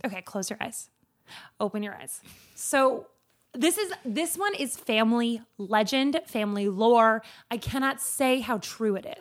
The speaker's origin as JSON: {"language": "English", "town": "Anchorage", "region": "Alaska", "country": "United States", "tie": "born or raised there", "said": "I grew up in Anchorage"}